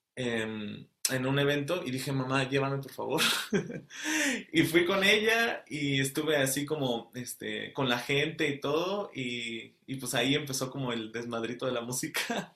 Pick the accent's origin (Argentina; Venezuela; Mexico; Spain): Mexico; Querétaro; moved away as an adult; also born or lived in Celaya, Guanajuato; now in Antwerp, Belgium; nací en Celaya, Guanajuato, pero toda mi vida, desde, desde que tengo este, dos meses de vida, estoy en Querétaro, entonces ya me considero como queretano.